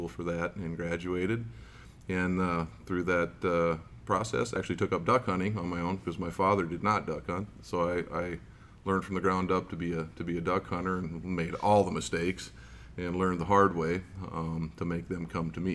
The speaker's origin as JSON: {"language": "English", "region": "Iowa", "country": "United States", "tie": "born or raised there", "moved": "yes", "said": "I grew up in Iowa originally"}